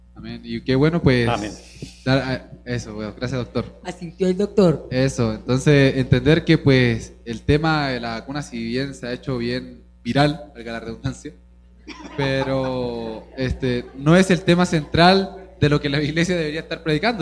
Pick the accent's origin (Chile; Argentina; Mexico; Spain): Chile; also born or lived in Venezuela; en Chile yo de chiquito fui criado de que me tenían que ver gordo